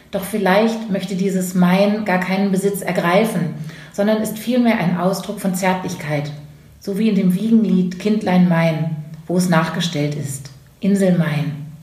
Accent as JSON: {"language": "German", "region": "Lower Saxony", "country": "Germany", "said": "Aus der Nähe von Bremerhaven"}